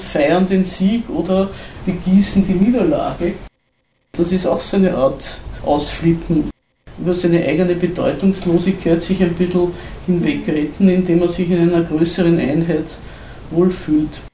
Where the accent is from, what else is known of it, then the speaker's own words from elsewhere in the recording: Zell am See, Salzburg, Austria; Bei uns in Zell am See